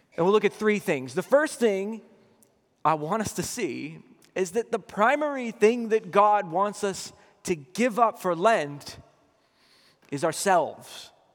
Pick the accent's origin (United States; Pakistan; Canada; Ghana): United States; Boston, Massachusetts; I grew up in Boston